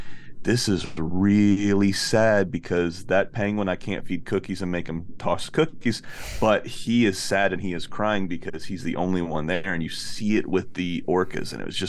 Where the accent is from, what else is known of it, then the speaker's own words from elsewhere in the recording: Florida, United States; we're from Florida, right? So we go to the beach all the time.